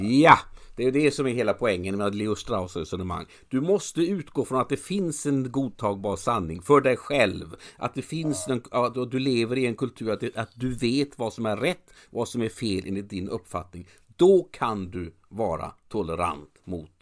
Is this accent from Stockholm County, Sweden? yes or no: no; Gothenburg, Västra Götaland, Sweden; jag är göteborgare